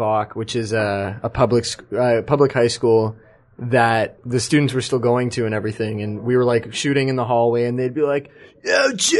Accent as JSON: {"language": "English", "country": "Canada"}